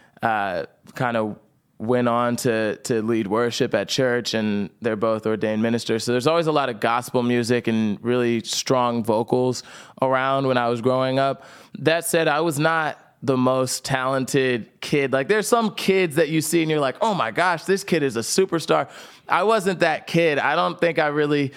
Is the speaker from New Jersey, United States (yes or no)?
yes; New Jersey, United States; I grew up in South Jersey